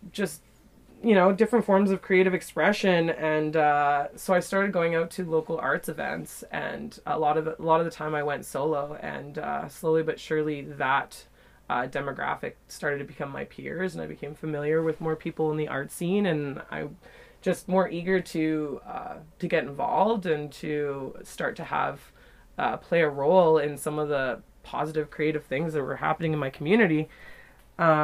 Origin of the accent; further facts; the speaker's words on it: Yellowknife, Northwest Territories, Canada; also born or lived in Nanaimo / Calgary; born and raised in Yellowknife